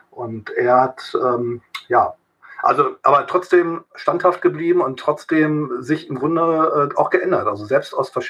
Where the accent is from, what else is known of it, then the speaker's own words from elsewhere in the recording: East Germany, Germany; also als Ossi, {S0} {S1} als Ossi da hingebracht wurde in den Knast